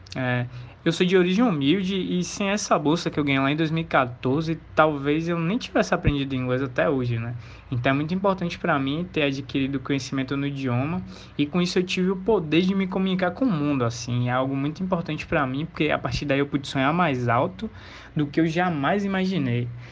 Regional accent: Salvador, Bahia, Brazil; eu venho de Salvador, a primeira capital do Brasil, terra do axé, do carnaval e de uma riquíssima cultura afro-brasileira. Ah, eu moro exatamente no Calabar

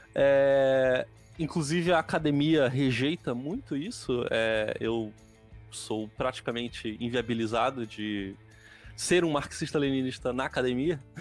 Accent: Nova Iguaçu, Rio de Janeiro, Brazil; moved away as an adult; also born or lived in Santa Catarina / Paraná; eu sou carioca, mas na verdade eu sou fluminense, né? Eu nasci em Nova Iguaçu.

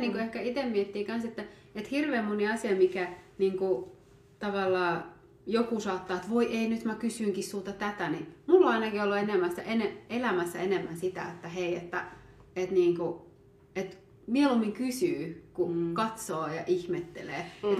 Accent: Finland; also born or lived in Ethiopia; mä oon adoptoitu Etiopiasta tai että oon Suomessa. Suomesta.

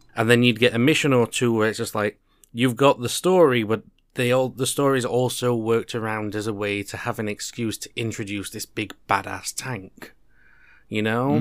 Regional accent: United Kingdom; two British guys

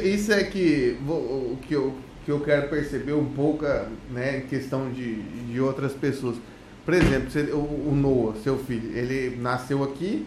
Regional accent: Goiânia, Goiás, Brazil; now in Portugal; Eu sou de Goiânia

